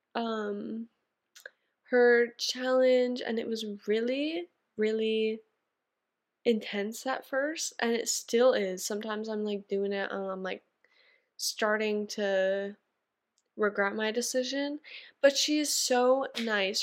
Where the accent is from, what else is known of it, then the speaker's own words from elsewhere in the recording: Canada; I'm a Canadian girl